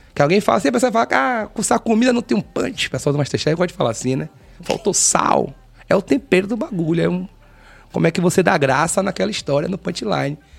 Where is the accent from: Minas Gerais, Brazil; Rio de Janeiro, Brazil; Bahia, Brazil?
Bahia, Brazil; Salvador; Nascido e criado na Cidade Baixa